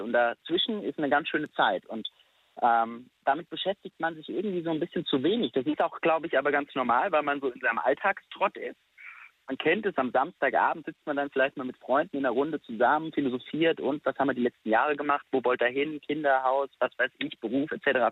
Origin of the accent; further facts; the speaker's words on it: Friedberg, Hesse, Germany; also born or lived in Stuttgart; ich bin in Friedberg geboren relativ nah bei Frankfurt, bin dort auch aufgewachsen.